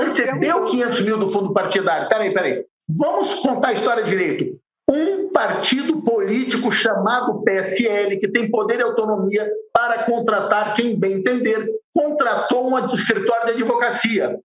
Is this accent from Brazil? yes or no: yes; Brazil; como brasileiro